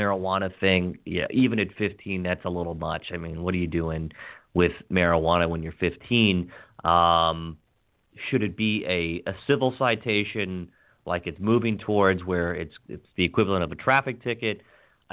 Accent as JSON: {"language": "English", "town": "Hagerstown", "region": "Maryland", "country": "United States", "tie": "born or raised there", "said": "little Hagerstown, Maryland, my hometown where my grandparents were born back in the 20s"}